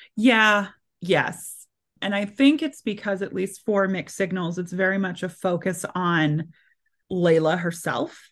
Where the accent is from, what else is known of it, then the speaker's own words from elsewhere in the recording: Maryland, United States; moved away; I'm originally from Maryland